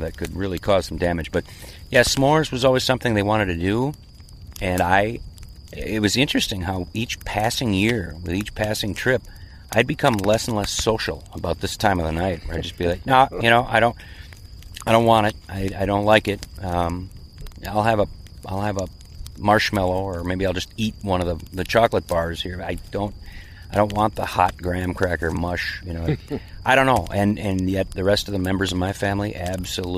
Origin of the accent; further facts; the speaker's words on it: Minnesota, United States; born and raised in Minnesota, lived here